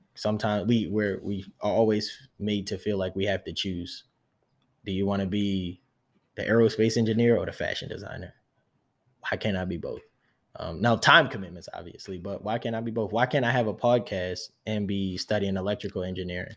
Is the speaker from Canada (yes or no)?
no; United States; first language English; I'm American, I'm not French.